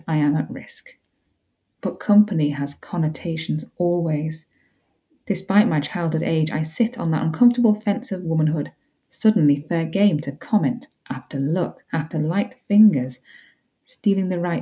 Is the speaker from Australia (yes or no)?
no; Yorkshire and the Humber, United Kingdom; I grew up in West Yorkshire